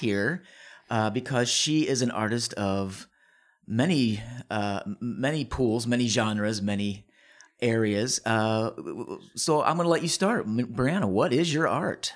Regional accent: St. Louis, Missouri, United States; I'm from the Saint Louis area

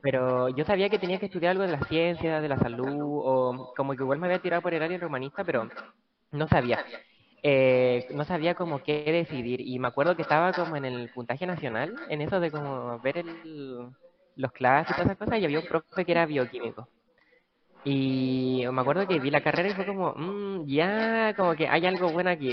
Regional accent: Copiapó, Atacama, Chile; Yo vengo de Copiapó

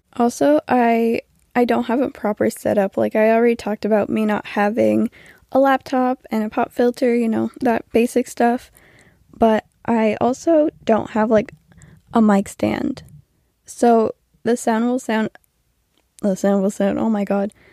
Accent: New Brunswick, Canada; I'm from New Brunswick, Canada

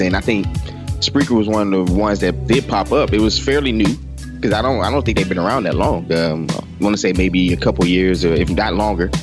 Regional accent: Beaumont, Texas, United States; I'm from Beaumont and it never snows.

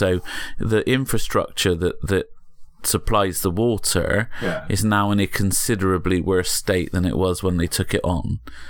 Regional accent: Bristol, South West England, United Kingdom; I grew up in Bristol that was already a service industry.

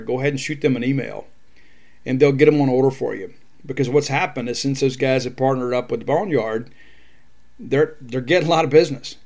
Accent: South Mississippi, United States; I'm from South Mississippi, and fiercely proud to be a Mississippian.

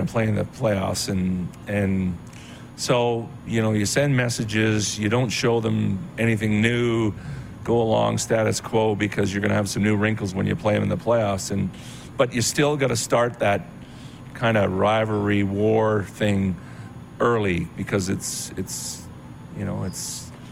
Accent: Calgary, Alberta, Canada; moved away as an adult; I'm from Calgary. I played in Calgary for 11 years.

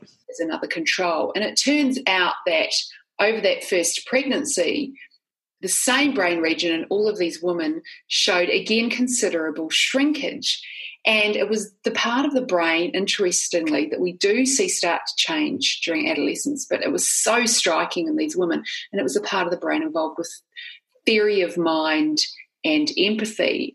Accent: New Zealand; I'm not sure they can tell initially from my accent, but I grew up in New Zealand.

